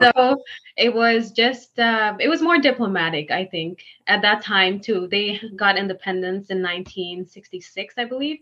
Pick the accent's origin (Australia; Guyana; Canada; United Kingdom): Guyana; moved away as an adult; now in New York, United States; I'm actually from Guyana